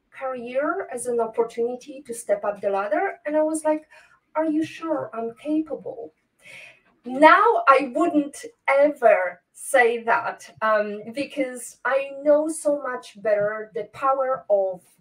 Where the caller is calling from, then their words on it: Toruń, Kuyavian-Pomeranian Voivodeship, Poland; English is a second language; I'm joining from Torun today. It's a bit rainy